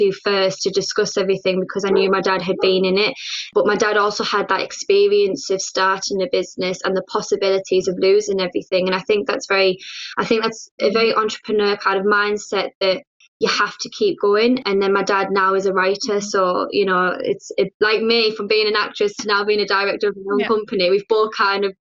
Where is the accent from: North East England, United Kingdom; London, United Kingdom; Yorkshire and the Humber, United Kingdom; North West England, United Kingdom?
North East England, United Kingdom; Teesside; early life in Teesside was kind of like any kind of usual kind of working class family